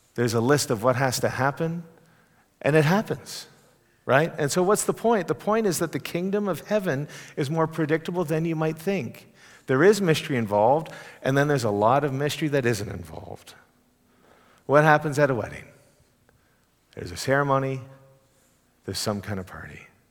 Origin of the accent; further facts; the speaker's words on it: Canada; now in Texas, United States; as a Canadian